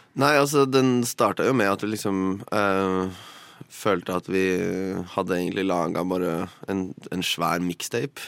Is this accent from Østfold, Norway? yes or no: no; Drammen, Buskerud, Norway; Jeg kommer fra Drammen